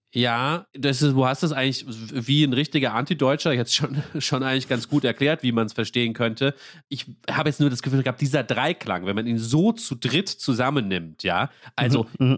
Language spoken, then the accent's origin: German; Rhineland-Palatinate, Germany; ich komme ja aus Rheinland-Pfalz